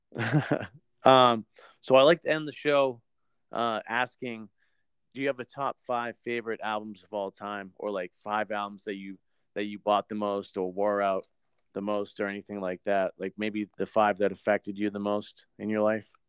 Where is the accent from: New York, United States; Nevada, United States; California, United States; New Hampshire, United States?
New Hampshire, United States; I'm I'm from New Hampshire